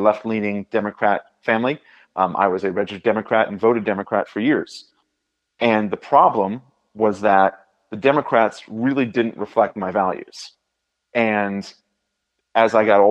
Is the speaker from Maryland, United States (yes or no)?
no; Indiana, United States; as a Hoosier